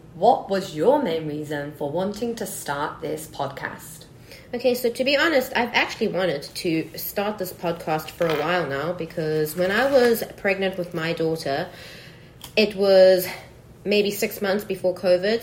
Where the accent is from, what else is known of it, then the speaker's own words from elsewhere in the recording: Cape Town, Western Cape, South Africa; moved away as an adult; now in Taiwan; from South Africa, sunny Cape Town.